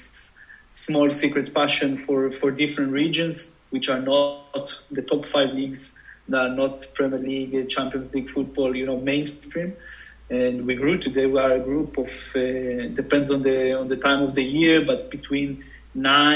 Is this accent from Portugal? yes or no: no; Jerusalem, Jerusalem District, Israel; I grew up in Jerusalem where, you know, buses were bombing and there was the second Intifada